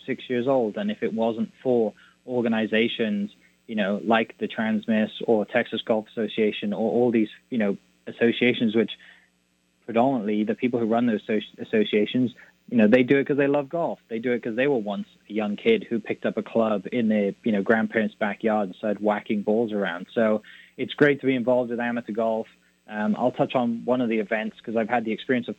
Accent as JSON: {"language": "English", "country": "United Kingdom", "moved": "yes", "lives_now": "United States", "said": "I'm not from here yet with my accent, I played for Team GP"}